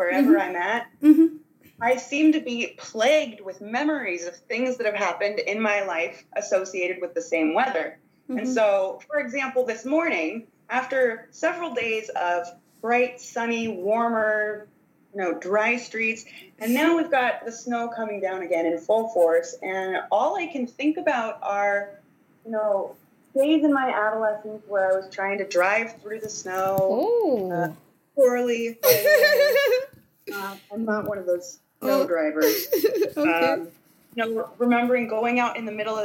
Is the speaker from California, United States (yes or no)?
no; Washington, United States; now in Norway; I'm from Washington State in mm-hmm. America